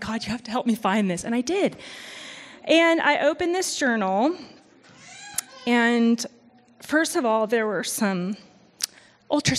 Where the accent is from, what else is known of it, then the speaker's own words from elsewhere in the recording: Missouri, United States; moved away; I'm from Missouri, and so we do have four proper seasons